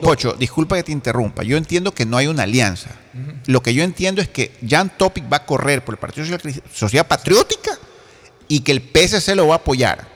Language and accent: Spanish; Ecuador; yo como ecuatoriano